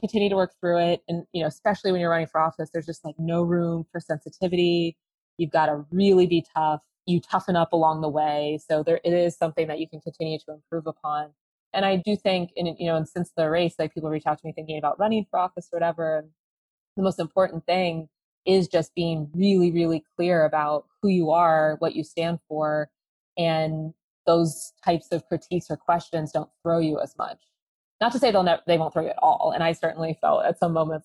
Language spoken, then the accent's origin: English; Columbus, Ohio, United States; also born or lived in Washington; growing up in Columbus